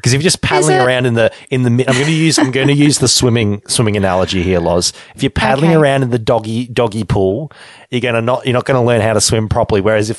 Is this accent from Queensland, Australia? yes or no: no; Deniliquin, New South Wales, Australia; moved away; I grew up in Denny